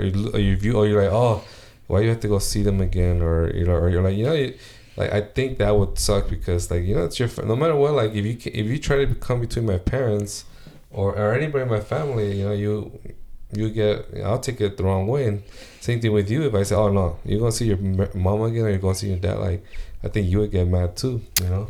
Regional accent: United States; I'm, I'm American

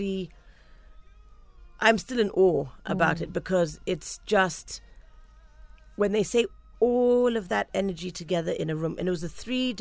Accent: Kenya; Just being a Kenyan

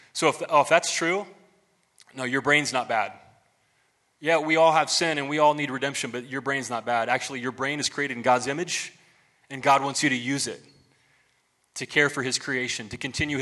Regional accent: United States; as an American

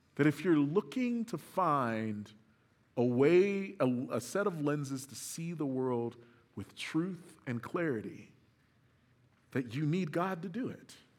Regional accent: Moore, Oklahoma, United States; grew up in Moore, Oklahoma

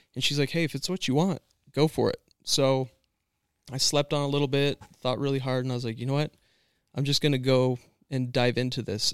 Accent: Washington, United States; moved away; also born or lived in Emmett, Idaho / Lewiston, Idaho / California; I'm born and raised in Washington State.

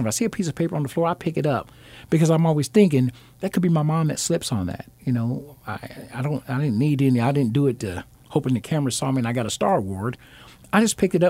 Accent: Alabama, United States; moved away; I'm originally from Alabama, and I've always been taught or raised, I'm a Southern gentleman.

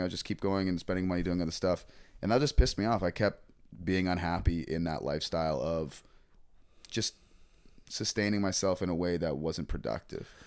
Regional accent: Toronto, Ontario, Canada; moved away as an adult; also born or lived in Nova Scotia; I grew up with Travis, uh, I'm from Toronto originally. Um, we went to middle school together

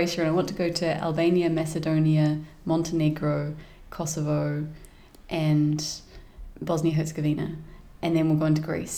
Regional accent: New Zealand; as a New Zealander

